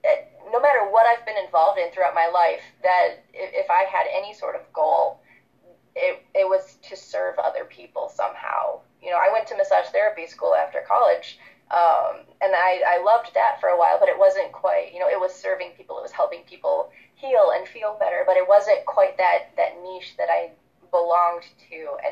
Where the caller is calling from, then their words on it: Michigan, United States; I'm calling in from Michigan right now in the United States. I live about a half-hour drive outside of Detroit in a cute little neighborhood right next to a park.